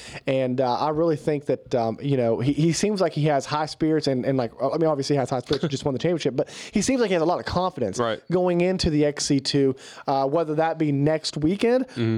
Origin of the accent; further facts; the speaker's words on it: West Virginia, United States; we're from West Virginia